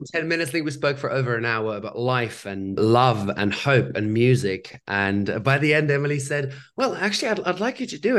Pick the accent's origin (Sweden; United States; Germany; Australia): Germany; I grew up in Germany